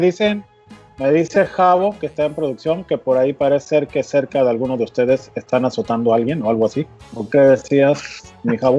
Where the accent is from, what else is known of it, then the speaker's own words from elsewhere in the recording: Mexico; los mexicanos